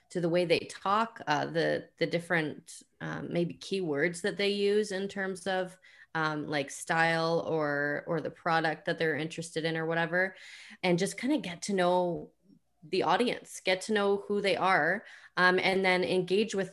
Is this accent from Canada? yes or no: yes; Canada; I'm Canadian